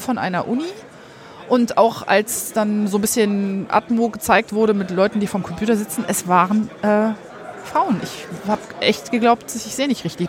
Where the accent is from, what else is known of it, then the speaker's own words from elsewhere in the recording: Rhineland, Germany; ich bin im Rheinland groß geworden